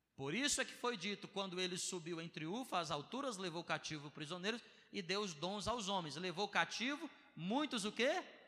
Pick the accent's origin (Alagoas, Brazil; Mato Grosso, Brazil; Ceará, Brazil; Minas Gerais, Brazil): Ceará, Brazil; sou do Bom Jardim.